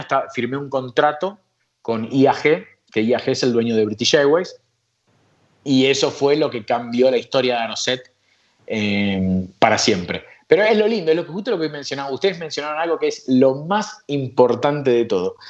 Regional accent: Argentina; moved away as an adult; yo soy argentino, amo mi país

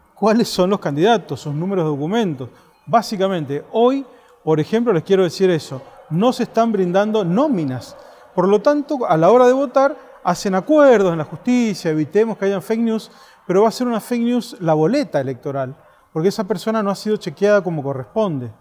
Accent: Mendoza, Argentina; yo soy de Mendoza, una provincia donde se habla solo de la vitivinicultura

